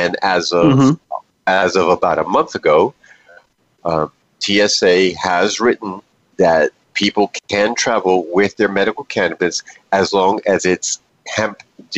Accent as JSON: {"language": "English", "town": "New York City", "region": "New York", "country": "United States", "tie": "born or raised there", "moved": "yes", "said": "I am not originally from the state of Florida. I am originally from the great state of New York, specifically from New York City. I was born in Manhattan and raised in the South Bronx."}